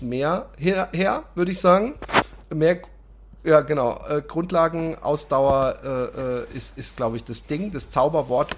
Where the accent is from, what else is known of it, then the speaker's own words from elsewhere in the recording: Germany; als Deutscher